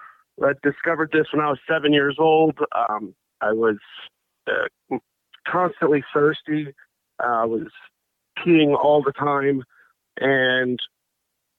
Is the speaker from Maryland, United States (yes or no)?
yes; Bethesda, Maryland, United States; now in McLean, United States; I grew up in Bethesda, Maryland, a suburb of Washington, D.C.